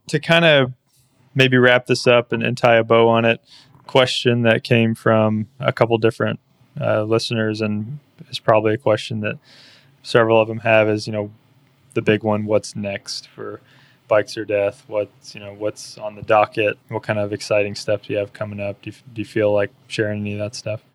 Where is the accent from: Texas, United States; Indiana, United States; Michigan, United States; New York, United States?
Texas, United States; East; now in Austin, United States; I grew up in East Texas